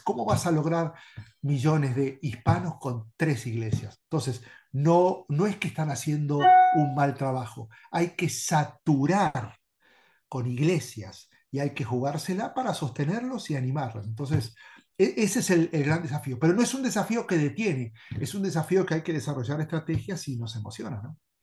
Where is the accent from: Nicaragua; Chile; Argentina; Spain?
Argentina; Bahía Blanca, Buenos Aires Province; moved away as an adult; also born or lived in Durango, Mexico; soy argentino y hago los uruguayos y me llevo muy bien, pero soy de Argentina, de la Patagonia, Bahía Blanca. Este, allí pasé toda mi vida